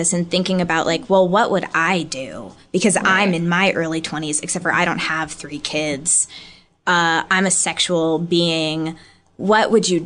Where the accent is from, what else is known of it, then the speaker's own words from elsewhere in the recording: St. Louis, Missouri, United States; moved away as an adult; also born or lived in Chicago; now in Los Angeles, United States; I'm growing up in St. Louis, Missouri